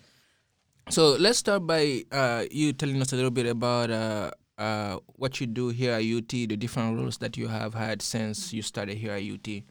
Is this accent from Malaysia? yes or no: no; Guinea; moved away; growing up in Guinea